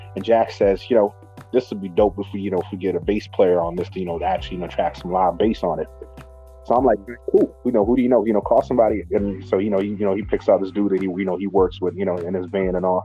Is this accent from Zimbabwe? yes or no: yes; Zimbabwe; also born or lived in Harare; now in United Kingdom; born and raised in Zimbabwe